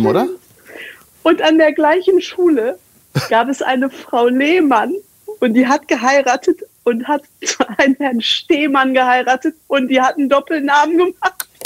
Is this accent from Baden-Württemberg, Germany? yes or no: no; Wanne-Eickel, North Rhine-Westphalia, Germany; also born or lived in Bochum; now in Castrop-Rauxel, Germany; Ich bin ja in Bochum geboren, in Wanne-Eickel aufgewachsen. Und dann habe ich in Bochum studiert